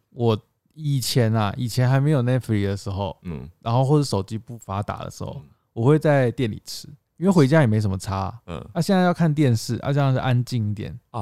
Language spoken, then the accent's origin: Chinese; Tainan, Taiwan; 我们台南人欸